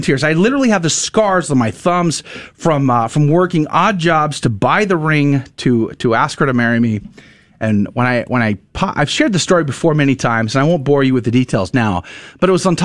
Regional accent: Texas, United States; moved away as an adult; also born or lived in Boston; I grew up in Texas

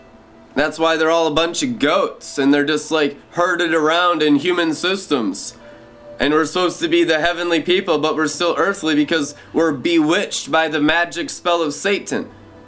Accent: Seattle, Washington, United States; also born or lived in California / Montana / Minnesota; growing up in Seattle, Washington, growing up in California, growing up in Montana, and growing up in Minnesota, the main places where I grew up

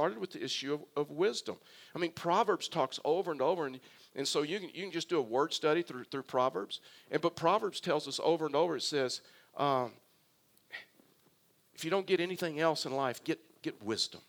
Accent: South Texas, United States; now in Colorado, United States; I was raised in South Texas, and so I was basically raised on a beach

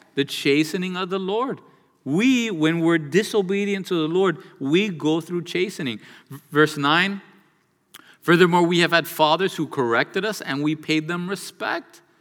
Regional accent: United States; born and raised in the United States of America

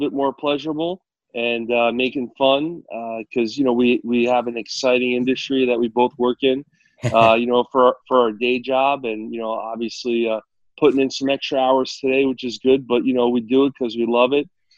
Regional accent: New Jersey, United States; I grew up in New Jersey

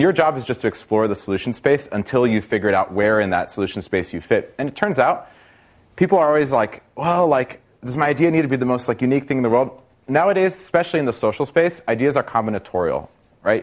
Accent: Brazil; now in United States; I'm from Brazil originally

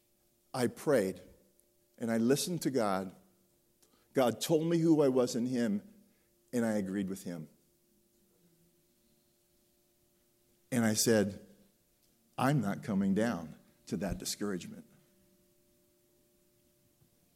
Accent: Pennsylvania, United States; I was born and raised in Pennsylvania

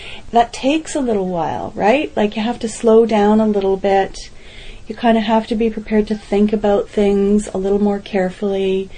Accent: Canada; I was interviewed because I'm a Canadian expert on infanticide

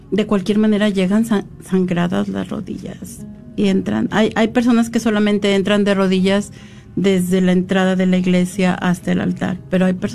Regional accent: San Luis Potosí, Mexico; yo también quiero aprovechar porque yo soy de San Luis Potosí, México, y en San Luis Potosí tenemos este casi toda la estructura de nuestros edificios es de cantera rosa

